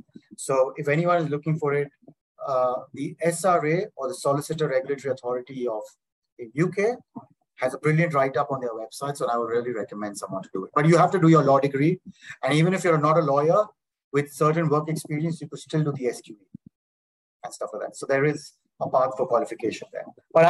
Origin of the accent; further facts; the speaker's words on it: India; moved away as an adult; also born or lived in Singapore; now in Dubai, United Arab Emirates; you're firstly an Indian lawyer, right?